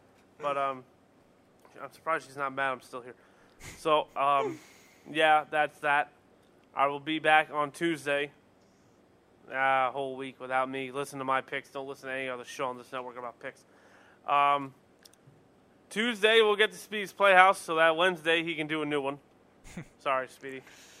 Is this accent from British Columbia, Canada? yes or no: yes; Vancouver, British Columbia, Canada; I'm from Vancouver.